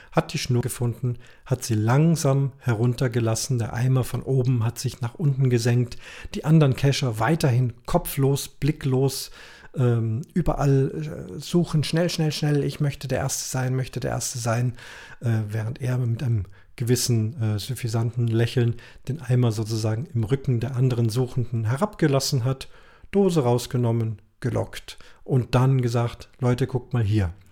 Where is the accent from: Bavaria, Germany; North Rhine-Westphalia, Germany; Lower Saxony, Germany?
Bavaria, Germany; Munich; die richtig schweren Sachen, Caches, die ich als Münchner angeklickt habe